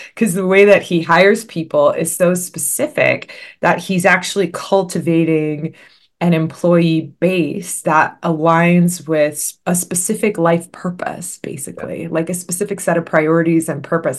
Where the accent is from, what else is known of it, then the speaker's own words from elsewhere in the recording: Los Angeles, California, United States; I was born and raised in the Los Angeles area in the San Fernando Valley